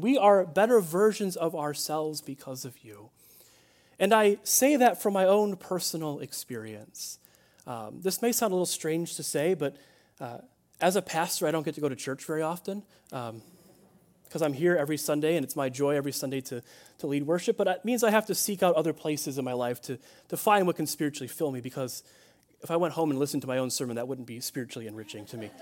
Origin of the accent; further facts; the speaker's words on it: Chicago, Illinois, United States; I grew up in Chicagoland, uh, in Illinois